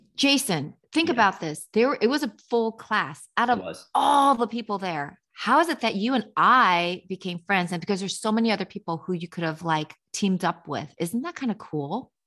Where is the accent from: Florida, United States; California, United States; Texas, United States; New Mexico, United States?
California, United States; Los Angeles; moved away as an adult; now in New York, United States; I grew up in Los Angeles